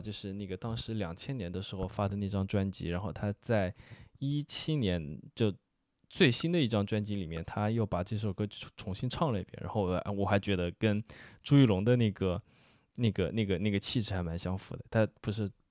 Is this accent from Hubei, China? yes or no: yes; Wuhan, Hubei, China; 那一块我作为一个武汉人几乎没去过哦